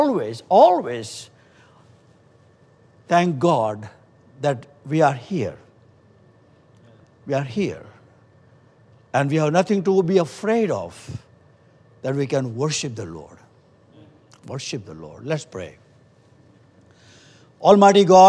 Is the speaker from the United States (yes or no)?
no; India; moved away; we come from India